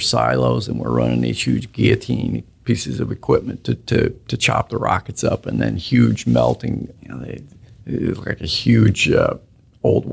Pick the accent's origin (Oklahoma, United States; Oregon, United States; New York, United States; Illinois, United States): Oklahoma, United States; moved away; I grew up in Oklahoma